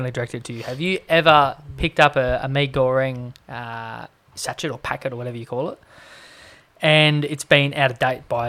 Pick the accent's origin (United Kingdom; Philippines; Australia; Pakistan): Australia; I'm Australian